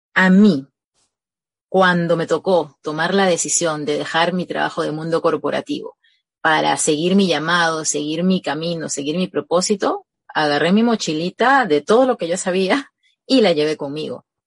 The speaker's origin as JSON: {"language": "Spanish", "country": "Peru", "said": "Yo soy, yo soy peruana"}